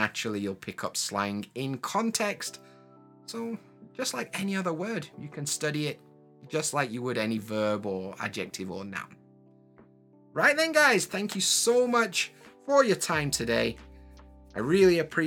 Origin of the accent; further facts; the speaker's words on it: Sheffield, Yorkshire and the Humber, United Kingdom; first language English; moved away as an adult; now in Japan; I'm from Sheffield in England, in Yorkshire, but I live in Japan.